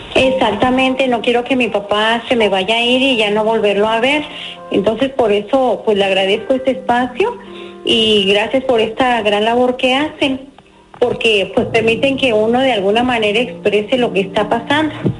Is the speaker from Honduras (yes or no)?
no; Puruándiro, Michoacán, Mexico; moved away as an adult; now in San José, United States; yo vivía de eh, allá en mi pueblo y me vine a San José, California hace 30 años más o menos